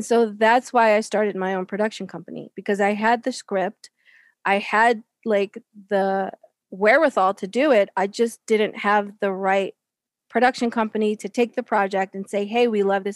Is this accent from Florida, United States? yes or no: no; Baltimore, Maryland, United States; I was born in 1974 in Baltimore, Maryland. I went to Muslim school. I went to a masjid all my life in Baltimore